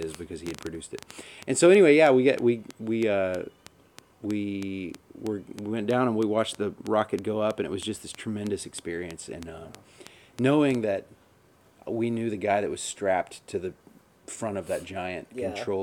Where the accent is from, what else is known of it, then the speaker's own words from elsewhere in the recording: Florida, United States; I grew up in Florida